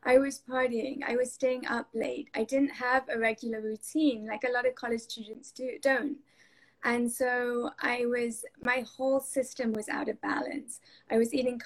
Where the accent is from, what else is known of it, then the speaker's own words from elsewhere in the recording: England, United Kingdom; moved away; I grew up in England and during my time at university over there